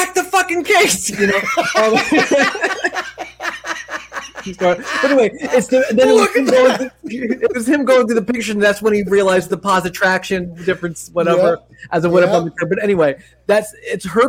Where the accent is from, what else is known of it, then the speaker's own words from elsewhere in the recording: Long Island, New York, United States; I'm from Long Island, New York, and all my family is from New York